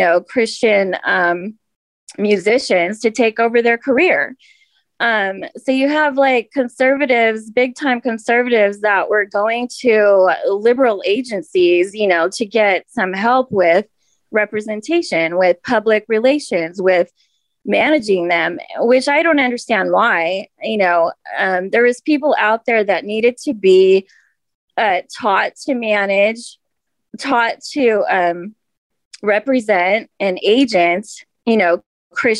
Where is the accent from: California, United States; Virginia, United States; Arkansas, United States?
California, United States; Costa Mesa; at my hometown and at my hometown church in Costa Mesa